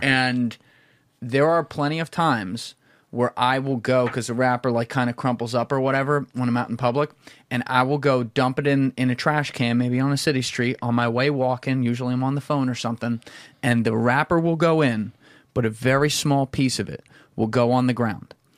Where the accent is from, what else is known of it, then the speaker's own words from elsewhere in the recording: New Jersey, United States; I'm a dude from Jersey